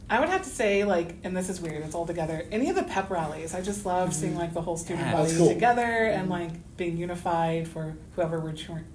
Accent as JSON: {"language": "English", "town": "Huntington", "region": "Indiana", "country": "United States", "tie": "born or raised there", "also_born_or_lived": "Ann Arbor, Michigan", "said": "I'm from the giant metropolis of Huntington, Indiana."}